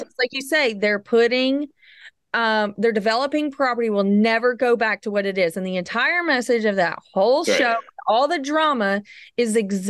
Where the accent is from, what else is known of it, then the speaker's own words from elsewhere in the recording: Southern United States, United States; Like here I am from the South.